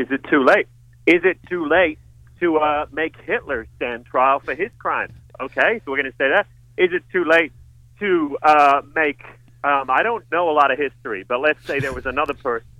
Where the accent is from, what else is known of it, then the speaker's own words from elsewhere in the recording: Los Angeles, California, United States; I'm from Los Angeles. I'm a long way away. I just thought I should project.